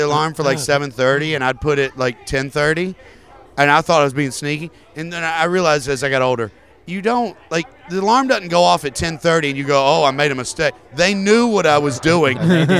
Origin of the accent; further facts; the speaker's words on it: the South, United States; I grew up in the South, and when you asked my parents what they were, they would say Baptist